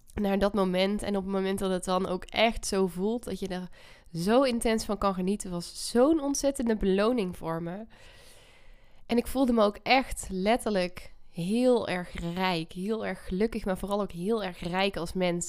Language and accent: Dutch; North Brabant, Netherlands; moved away; Ik ben, eh, Brabantse, eh, trots op ook. Als man woont ook nog in Brabant. In, eh, het huis ook waar ik ben opgegroeid.